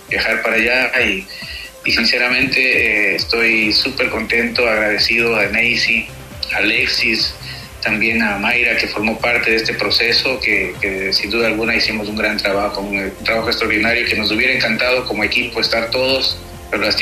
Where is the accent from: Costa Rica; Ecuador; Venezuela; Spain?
Ecuador; now in Aruba; somos ecuatorianos